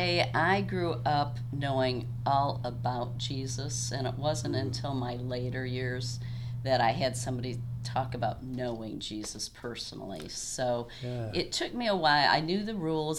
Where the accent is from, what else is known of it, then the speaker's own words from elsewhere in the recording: Michigan, United States; I was born in Michigan